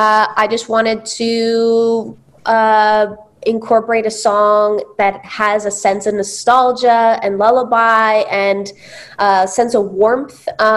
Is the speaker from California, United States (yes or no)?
yes; Redondo Beach, California, United States; I'm actually from Redondo Beach, California.